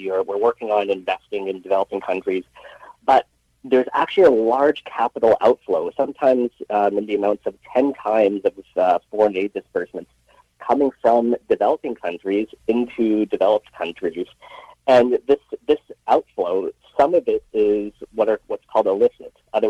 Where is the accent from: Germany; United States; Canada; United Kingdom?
Canada; Richmond, British Columbia; I was born and raised in Richmond, BC